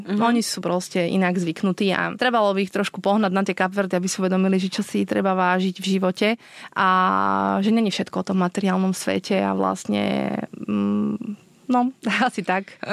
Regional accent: Slovakia; moved away as an adult; also born or lived in Switzerland; now in Cape Verde; Ja som rodená zo Spiske, no je si spod Tatier.

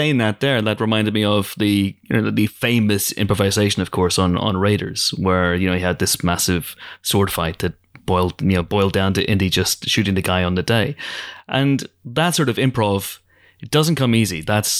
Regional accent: United Kingdom; I'm British.

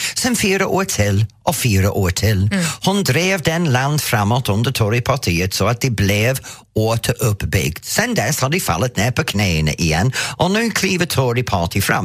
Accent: England, United Kingdom; Swedish is a second language; now in Sweden; som engelsman, eller som jag måste säga, som före detta engelsman, för jag är faktiskt svensk medborgare nu

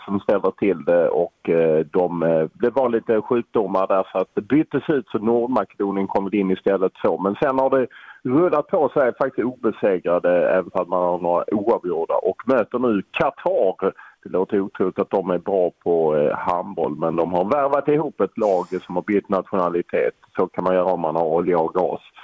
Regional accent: Lund, Skåne, Sweden; jag är från Lund och där handboll är lite religion

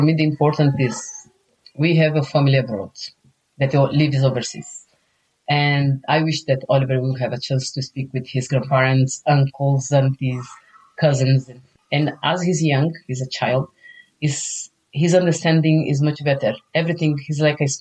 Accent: Brazil; first language Portuguese; English is a second language; now in Ireland; I'm a Brazilian, so my mother tongue is Portuguese

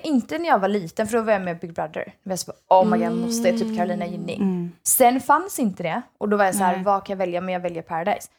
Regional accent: Sweden; first language Swedish; jag är ju heljugge egentligen. Mm. Alltså jag är egentligen inte svensk. Mm. Uh, förutom att jag är såklart född där

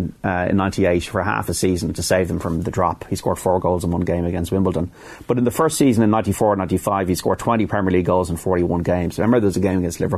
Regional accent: Dublin, Leinster, Ireland; as an Irishman and as a dub

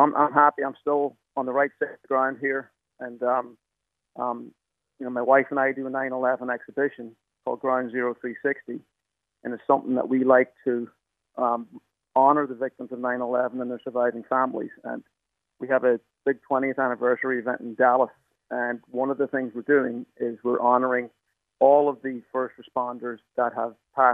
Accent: County Donegal, Ireland; moved away as an adult; also born or lived in United States / New York City; now in New York, United States; I did my national school at Dewish National School, and I did my Leaving Cert at Northern Vocational School in Donegal.

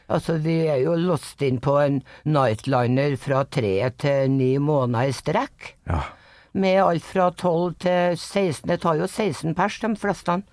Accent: Grong, Trøndelag, Norway; also born or lived in Dovrefjell / Namsos; Nei, vi flytta fra Dovrefjell. når pappa har fått nok ansiennitet på jernbanen, så flytta vi til Grong tilbake, da. Og pappa bygde hus der.

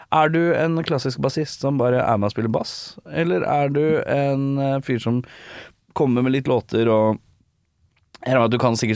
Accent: Oslo, Norway; Jeg er fra Oslo sentrum.

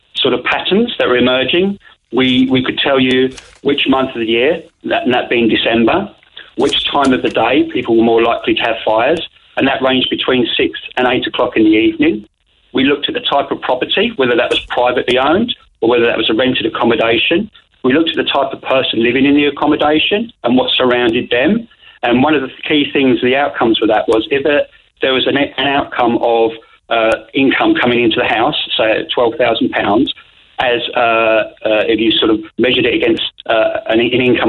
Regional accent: England, United Kingdom; moved away as an adult; now in Kanturk, Ireland; I'm the Englishman in Kanturk

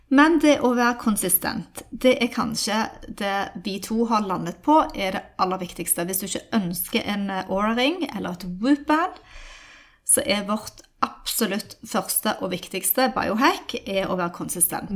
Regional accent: Norway; also born or lived in United States

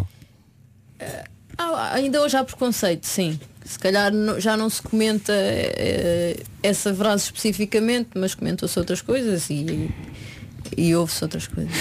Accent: Portugal; moved away; comecei no Oriense, que, que, era onde eu vivia, o clube da minha terra, uh, onde os meus pais vivem ainda.

